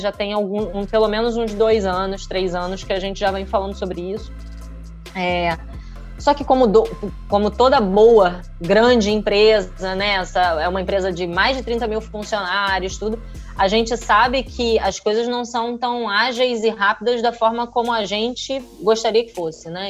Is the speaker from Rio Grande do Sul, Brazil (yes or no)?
no; Rio de Janeiro, Brazil; sou do Rio